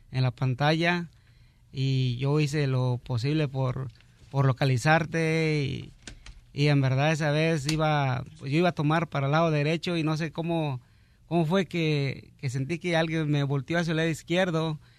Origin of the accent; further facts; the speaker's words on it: Cuernavaca, Morelos, Mexico; also born or lived in Mexico City; Ah, yo soy nacido en el Distrito Federal, pero pues me crié en Cuernavaca, Morelos.